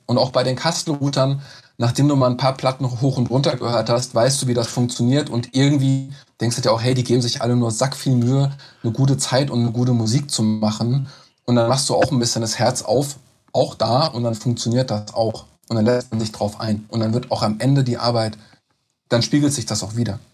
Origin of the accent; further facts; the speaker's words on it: Mörfelden-Walldorf, Hesse, Germany; moved away as an adult; now in Frankfurt, Germany; ich komme aus Neufelden-Waldorf